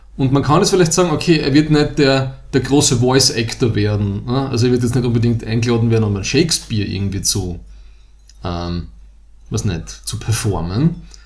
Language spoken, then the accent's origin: German; Styria, Austria; wir kommen aus der Steiermark